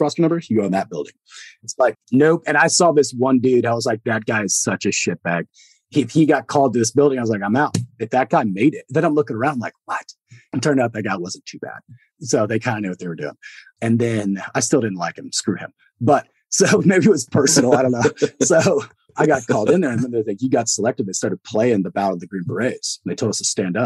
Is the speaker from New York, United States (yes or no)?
no; Texas, United States; I grew up in Texas